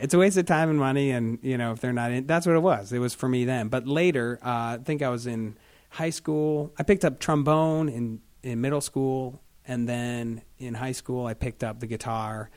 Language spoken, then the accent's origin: English; Marlboro, Ohio, United States; also born or lived in Alliance, Ohio; I grew up in Marlboro